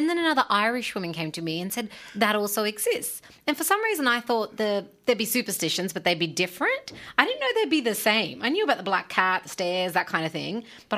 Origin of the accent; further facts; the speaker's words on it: Punjab, Pakistan; I mean, 3 of us are Punjabi, but I'm just from Pakistan. Yeah, so there's a range there.